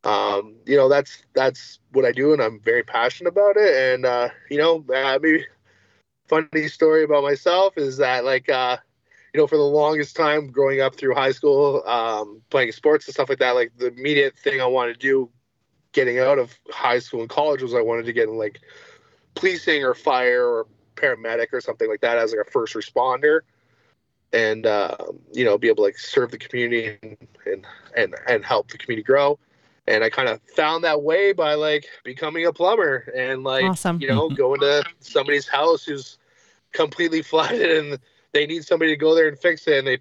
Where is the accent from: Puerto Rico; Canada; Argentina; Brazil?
Canada; Windsor, Ontario; I'm from Windsor, Ontario, Canada, which is the most southwestern point of Canada.